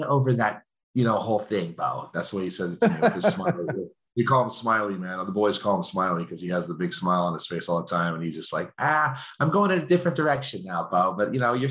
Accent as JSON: {"language": "English", "town": "Simi Valley", "region": "California", "country": "United States", "tie": "born or raised there", "said": "my hometown of Simi Valley, California"}